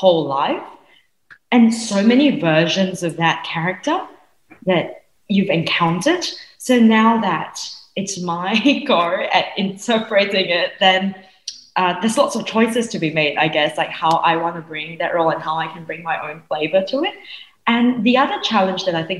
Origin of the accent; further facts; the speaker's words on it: Singapore; I grew up in Singapore.